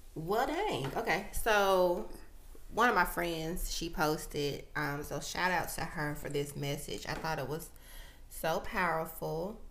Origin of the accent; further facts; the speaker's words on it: United States; as African Americans